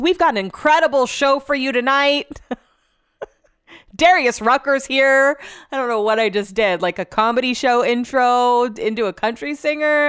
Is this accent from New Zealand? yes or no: no; Hull, Yorkshire and the Humber, United Kingdom; now in Sacramento, United States; I'm from Hull and I live in Sacramento.